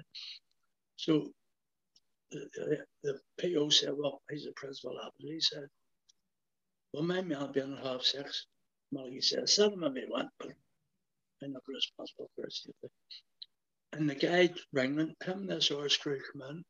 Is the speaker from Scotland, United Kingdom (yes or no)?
no; Belfast, Northern Ireland, United Kingdom; I'm from West Belfast